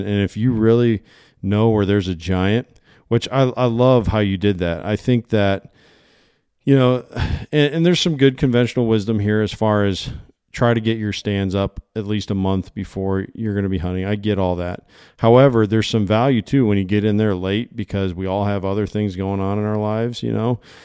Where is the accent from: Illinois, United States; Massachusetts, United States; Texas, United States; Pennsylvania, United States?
Illinois, United States; moved away; I came from Illinois. Uh, that's where I grew up. I grew up in the Quad City area.